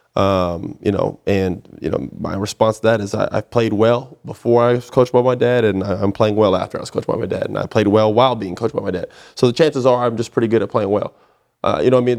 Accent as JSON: {"language": "English", "town": "Orlando", "region": "Florida", "country": "United States", "moved": "yes", "lives_now": "Houston, United States", "said": "it's similar to Florida, where I'm from. I'm from Orlando, Florida"}